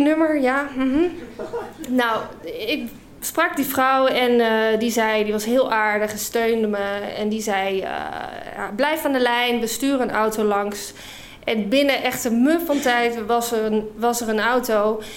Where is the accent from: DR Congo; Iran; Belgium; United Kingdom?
United Kingdom; also born or lived in Scotland / Utrecht, Netherlands; now in Netherlands; ik ben Brits